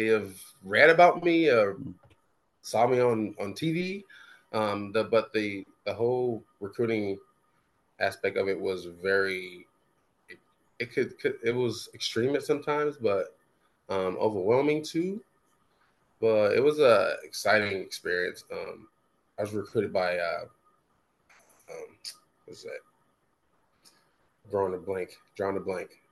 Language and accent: English; Dallas, Texas, United States; moved away; also born or lived in California / Lincoln, Nebraska; I grew up in Texas, in Dallas, in Oak Cliff area